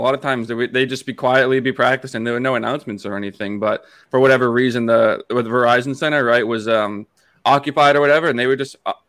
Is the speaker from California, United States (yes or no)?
no; Hanson, Massachusetts, United States; moved away as an adult; also born or lived in New Hampshire; now in Traverse City, United States; So I grew up in Hanson, Massachusetts, which is in the South Shore of Boston.